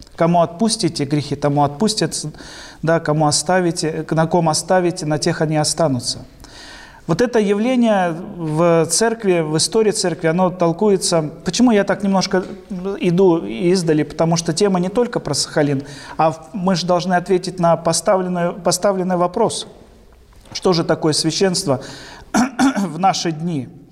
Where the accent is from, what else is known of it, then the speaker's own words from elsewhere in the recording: Mongokhto, Khabarovsk Krai, Russia; moved away as an adult; also born or lived in Sakhalin; я сам уроженец Дальнего Востока, родился в Хабаровском крае, Ванинском районе, военный гарнизон Мангохта, там прожил